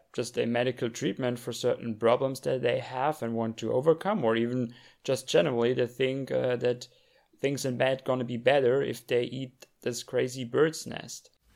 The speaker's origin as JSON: {"language": "English", "country": "Germany", "tie": "born or raised there", "also_born_or_lived": "Europe", "moved": "as an adult", "lives_now": "China", "said": "Germany as well, in my home country."}